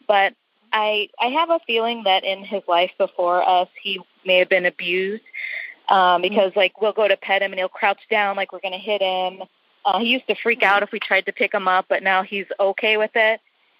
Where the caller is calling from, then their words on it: Chicago, Illinois, United States; I'm calling from Chicago, and I was calling to ask you about my dog that I adopted.